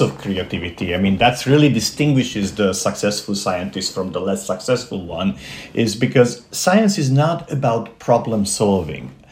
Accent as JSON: {"language": "English", "region": "Transylvania", "country": "Romania", "tie": "born or raised there", "moved": "yes", "said": "growing up in Transylvania, which does exist, uh-huh. and it's not Pennsylvania, uh, uh, this is actually part of Romania"}